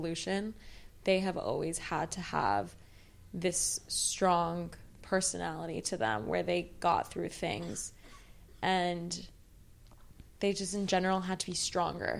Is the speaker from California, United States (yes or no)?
yes; Los Angeles, California, United States; I was born and raised in Los Angeles, and same with my sister